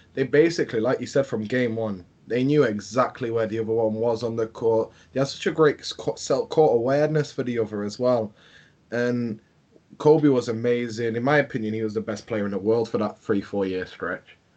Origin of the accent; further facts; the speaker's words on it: England, United Kingdom; I'm from England